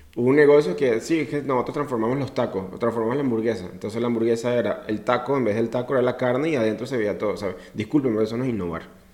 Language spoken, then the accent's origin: Spanish; Venezuela; Soy latinoamericano, orgulloso venezolano